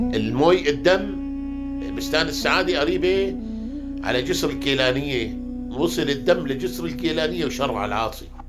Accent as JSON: {"language": "Arabic", "town": "Hama", "region": "Hama Governorate", "country": "Syria", "said": "عندنا بحماه"}